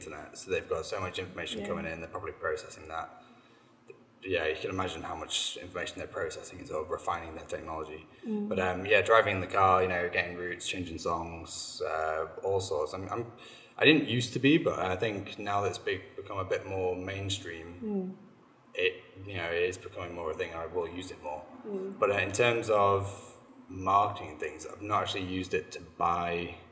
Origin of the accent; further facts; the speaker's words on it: Manchester, North West England, United Kingdom; I was raised in Manchester